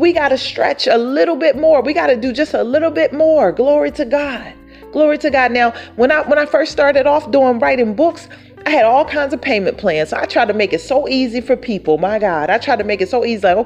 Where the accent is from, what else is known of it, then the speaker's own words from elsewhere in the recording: Philadelphia, Pennsylvania, United States; See, I'm from Philadelphia, Philly.